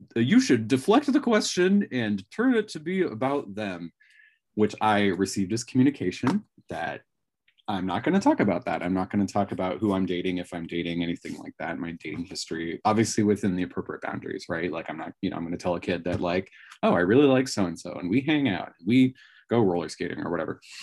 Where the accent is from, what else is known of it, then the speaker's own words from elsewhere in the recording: Northern California, United States; now in Washington, United States; I come from Northern California, so I think it was fairly gay friendly even, you know, at the time, um, that I was in school